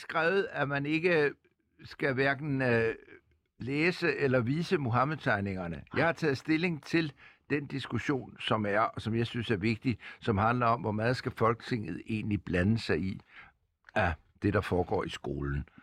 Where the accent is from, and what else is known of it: Denmark